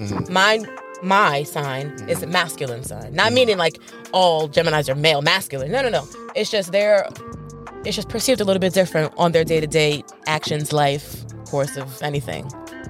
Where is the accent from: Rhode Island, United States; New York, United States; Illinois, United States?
New York, United States; I'm from New York. So we have a different lifestyle growing up in New York.